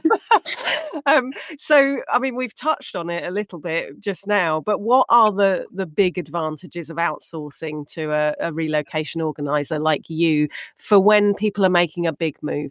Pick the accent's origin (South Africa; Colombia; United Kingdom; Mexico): United Kingdom; moved away as an adult; also born or lived in Dubai / Canada; now in Chicago, United States; growing up in the UK. You can tell that by the accent.